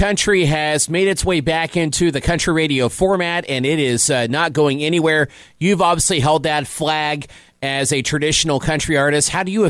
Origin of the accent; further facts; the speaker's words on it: Evansville, Indiana, United States; growing up in Evansville, we are big fans of traditional country.